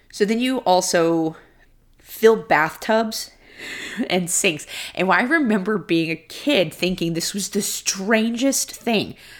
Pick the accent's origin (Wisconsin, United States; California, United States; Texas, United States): Texas, United States; Houston; moved away; Growing up in Houston